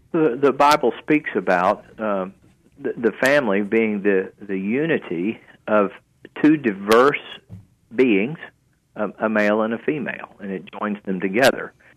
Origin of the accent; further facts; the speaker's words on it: Fort Oglethorpe, Georgia, United States; also born or lived in Chattanooga, Tennessee; Fort Oglethorpe, Georgia, it's not very well known, but it's right next to uh, uh Rossville